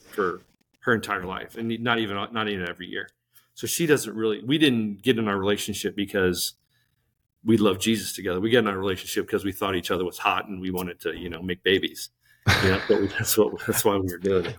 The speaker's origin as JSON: {"language": "English", "town": "St. Louis", "region": "Missouri", "country": "United States", "said": "I'm from Saint Louis, Missouri"}